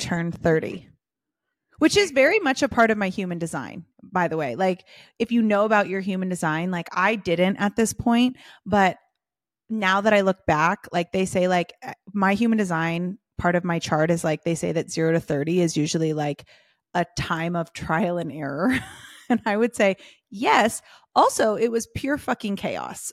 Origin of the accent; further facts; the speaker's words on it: Southern California, United States; also born or lived in London / San Diego / Hollywood; I grew up in Southern California